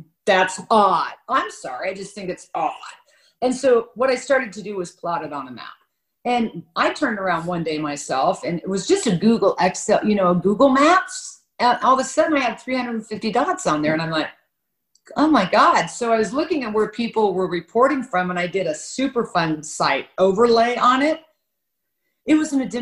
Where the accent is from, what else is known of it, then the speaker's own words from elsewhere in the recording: Kansas, United States; I was born and raised in Kansas by a Republican father